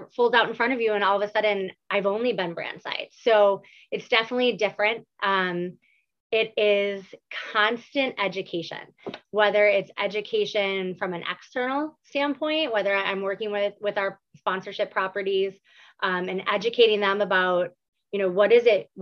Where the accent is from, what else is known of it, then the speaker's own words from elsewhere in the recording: Buffalo, New York, United States; born and raised in Buffalo, New York.